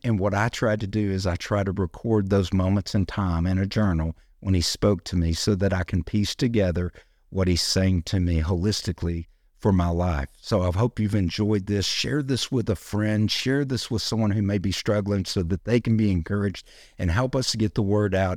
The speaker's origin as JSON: {"language": "English", "country": "United States", "said": "being an American"}